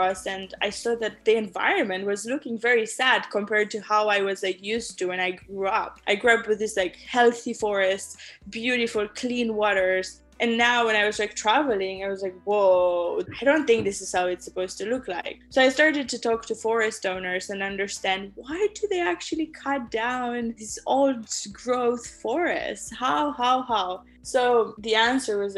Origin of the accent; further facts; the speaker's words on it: Romania; now in San Francisco, United States; I was born in Romania.